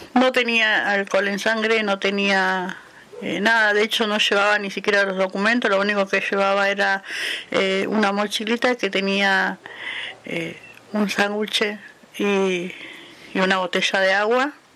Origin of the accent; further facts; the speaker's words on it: Viedma, Río Negro, Argentina; also born or lived in Neuquén; soy de la ciudad de Viedma, provincia de Río Negro